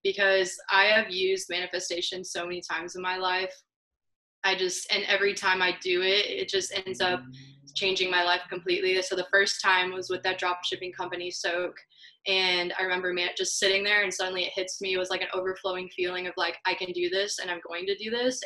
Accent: Columbia, Missouri, United States; now in Kansas City, United States; I grew up in Columbia, Missouri, which is two hours away from here, way smaller

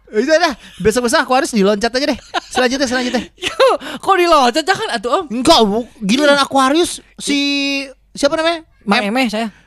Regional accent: West Java, Indonesia; iya dah saya mah Sunda atuh om Melki dah saya mah Sunda atuh

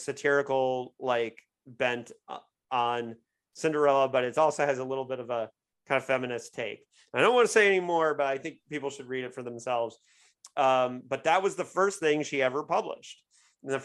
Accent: Indiana, United States; it's my home state and hometown

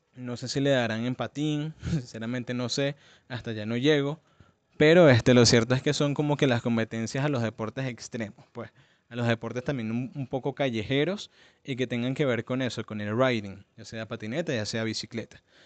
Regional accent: Venezuela; de donde vengo, que es Venezuela

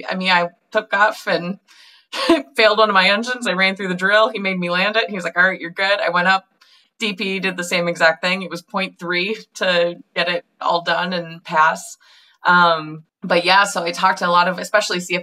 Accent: Minnesota, United States; I grew up in Minnesota

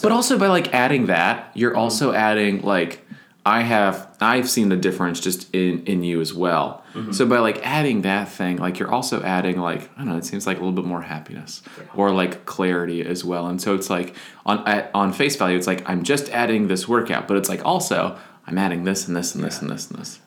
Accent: Florida, United States; moved away; also born or lived in Wisconsin / Nashville; I grew up in Florida, so we had Publix

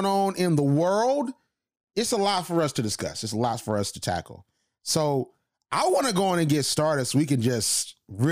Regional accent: United States; as like American people

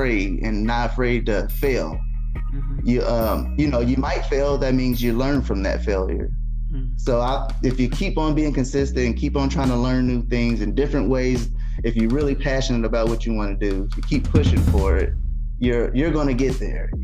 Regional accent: Muncie, Indiana, United States; born and raised in Muncie

